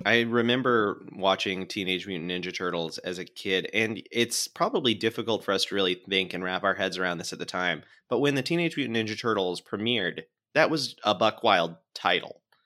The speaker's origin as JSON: {"language": "English", "region": "Florida", "country": "United States", "said": "my home state of Florida"}